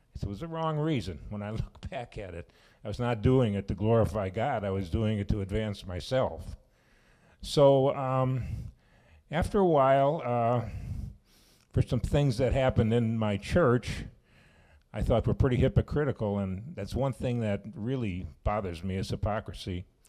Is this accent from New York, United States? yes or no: no; Chicago, Illinois, United States; now in Sauk Prairie, United States; I'm from Chicago area